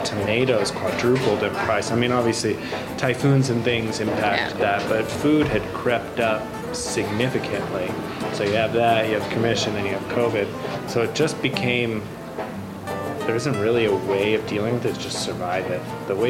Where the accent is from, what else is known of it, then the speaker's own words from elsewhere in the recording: California, United States; I'm explicitly Californian.